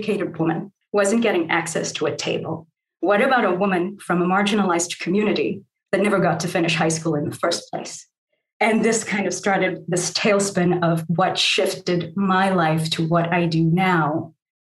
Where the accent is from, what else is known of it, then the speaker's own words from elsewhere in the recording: South Africa; moved away as an adult; also born or lived in New York; I grew up in South Africa in this family of color